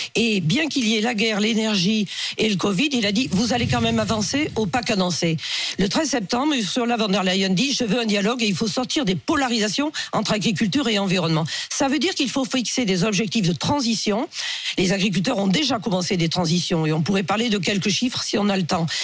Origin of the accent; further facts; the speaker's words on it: Pays de la Loire, France; je suis du Maine-et-Loire